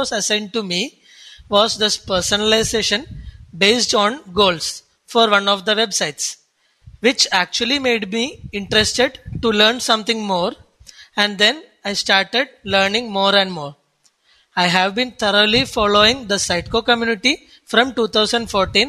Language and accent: English; Kochi, Kerala, India; I come from Cochin, Kerala, the God's own country.